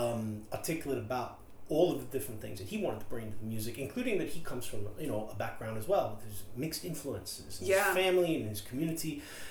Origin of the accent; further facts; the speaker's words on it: United States; moved away; I'm American, but I've not lived in the States for a very long time.